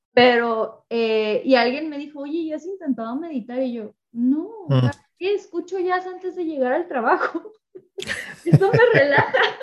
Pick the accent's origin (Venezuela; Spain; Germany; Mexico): Mexico; yo soy, mexicana, solo puedo hablar por mi cultura